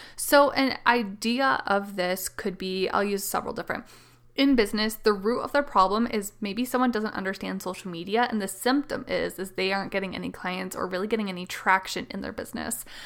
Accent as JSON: {"language": "English", "country": "Canada", "said": "I am the Canadian mama"}